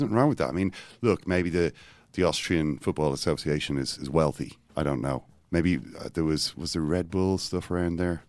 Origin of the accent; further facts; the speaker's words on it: Ireland; I'm from Ireland. We're just a less disciplined people.